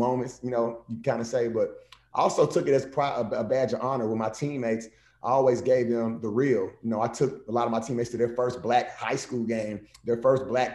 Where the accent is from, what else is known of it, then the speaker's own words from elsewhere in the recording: Nashville, Tennessee, United States; I grew up on Tennessee State's campus, HBCU.